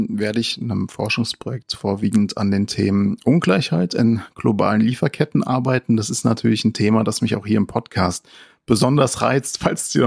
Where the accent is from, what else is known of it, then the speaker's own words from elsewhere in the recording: Frankfurt, Hesse, Germany; Da sind wir natürlich als Frankfurter äh, sehr erfreut und wünschen Omid sehr viel Erfolg dabei.